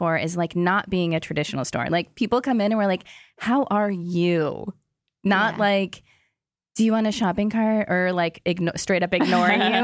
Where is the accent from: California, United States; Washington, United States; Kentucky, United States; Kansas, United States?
Kansas, United States; I'm from Kansas and I grew up in the heartland